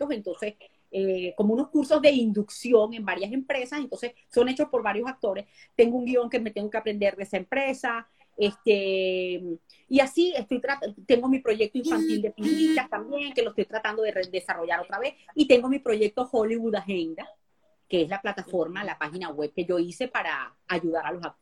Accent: Venezuela; now in United States; Cuando yo me salí de Venezuela otra vez por segunda vez y me vine para acá.

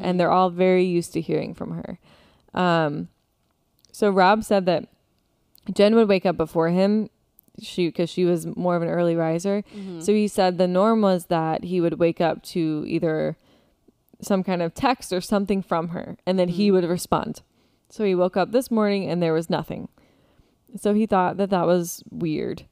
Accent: Florida, United States; we are from Florida

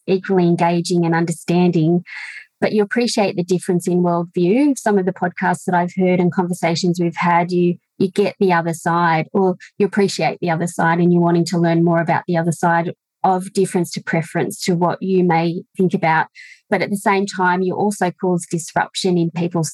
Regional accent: Orange, New South Wales, Australia; now in Molong, Australia; I'm a rural woman born and raised in Orange in the rolling hills of the Central West, now living in Molong

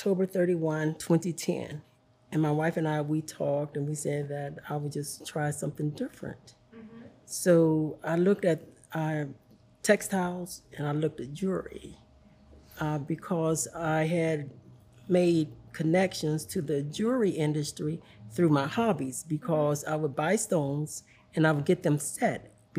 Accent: Cleveland, Tennessee, United States; now in Chattanooga, United States; Well, I live in the city, Chattanooga, but I'm from Cleveland, Tennessee.

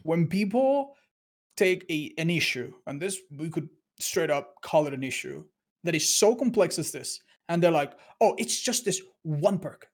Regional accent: Spain; I'm from Spain

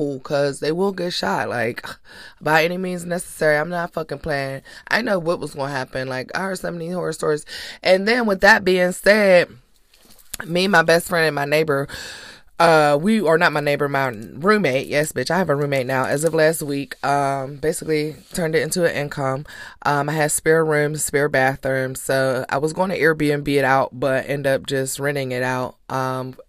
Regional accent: Pittsburgh, Pennsylvania, United States; now in Tampa, United States; my hometown in Pittsburgh, Pennsylvania

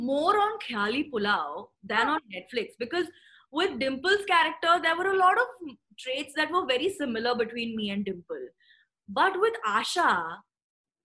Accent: Thane, Maharashtra, India; We are from Thane in Mumbai, where I used to go to school.

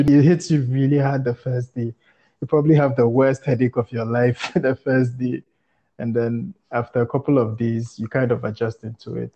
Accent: Ghana; moved away as an adult; now in Gambia; I'm Ghanaian

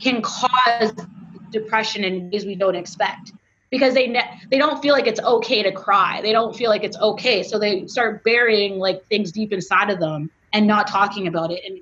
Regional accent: Canada; I'm Canadian

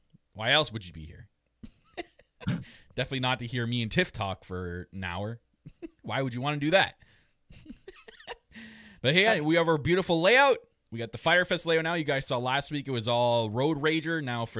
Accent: Canada; I am your Canadian Prince

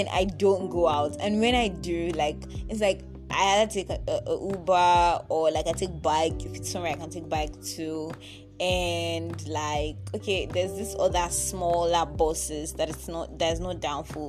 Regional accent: Ekiti, Nigeria; now in Lagos, Nigeria; So I was born in Lagos, and yeah, I was in Lagos for about 8 years, but my parents, and then we left Lagos, like we moved to Ekiti State

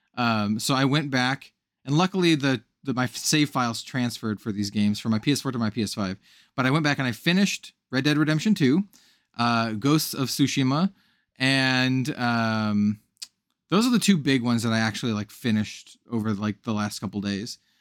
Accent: Wyoming, United States; also born or lived in California; now in Portland, United States; I was born in Wyoming. So, like, the whole, like, cowboy aesthetic, while not, uh, something I partake in these days, uh, 'cause I live in Portland, Oregon, uh, something, something that I'm very much aware of and grew up

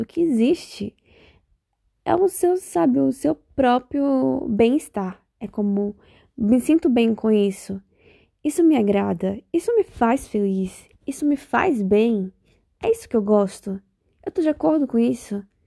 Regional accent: Bahia, Brazil; now in Spain; eu sou baiana. Para quem não sabe, baiana. E não baiana de Salvador, baiana de outro lugar. Da Bahia também.

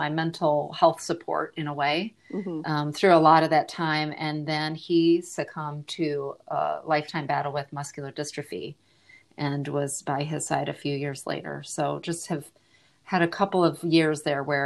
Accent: Michigan, United States; also born or lived in Australia; now in Austin, United States; I'm originally from Michigan and have lived around the globe, including a short stint in Australia.

